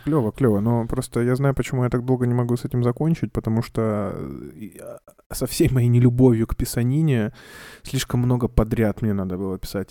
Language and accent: Russian; Kamchatka Krai, Russia; moved away; also born or lived in Saint Petersburg; я с Камчатки